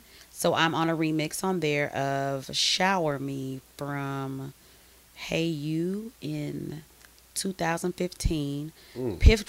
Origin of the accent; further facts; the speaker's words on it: Arkansas, United States; I'm just black from Arkansas.